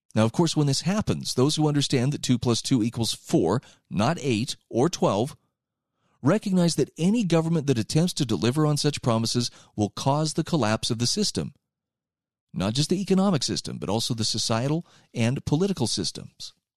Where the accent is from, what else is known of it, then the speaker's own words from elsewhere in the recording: United States; as an American